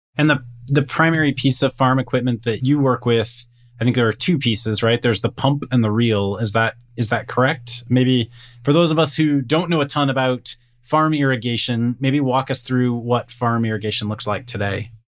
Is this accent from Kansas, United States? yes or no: yes; Kansas, United States; now in California, United States; I live in California, so definitely the Western US. I grew up in Kansas, so grew up around farming communities